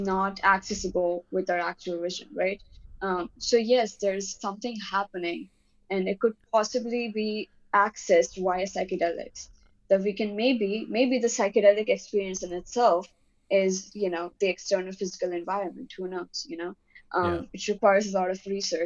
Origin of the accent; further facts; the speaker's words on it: India; I'm Indian